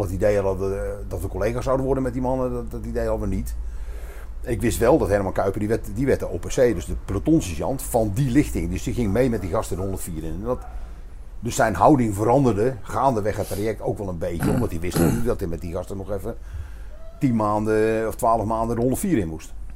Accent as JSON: {"language": "Dutch", "town": "Hilversum", "region": "North Holland", "country": "Netherlands", "tie": "born or raised there", "also_born_or_lived": "Roosendaal", "moved": "as an adult", "lives_now": "Nispen, Netherlands", "said": "ik ben opgegroeid in Hilversum, aan de rand van de hei."}